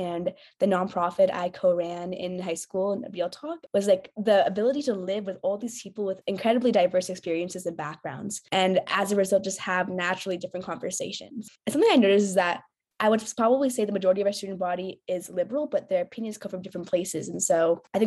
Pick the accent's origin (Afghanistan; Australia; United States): United States; Bay Area, California; I'm from the Bay Area